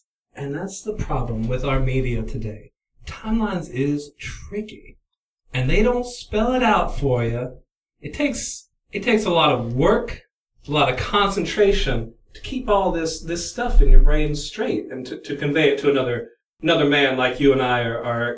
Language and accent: English; United States; I grew up in Hardin County.